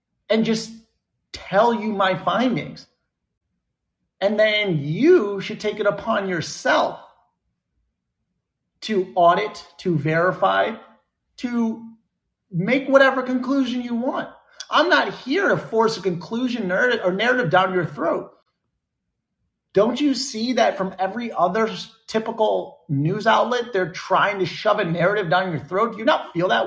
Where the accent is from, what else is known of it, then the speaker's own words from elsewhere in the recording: United States; also born or lived in Bermuda; America because that's where I grew up. That's where I'm from